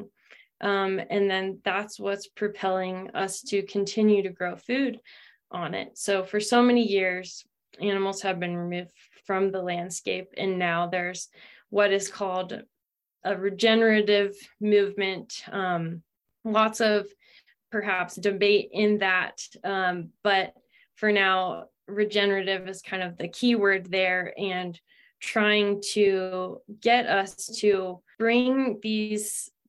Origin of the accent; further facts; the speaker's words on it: Ohio, United States; moved away as an adult; also born or lived in California; I'm from Ohio and was raised not on a farm or anything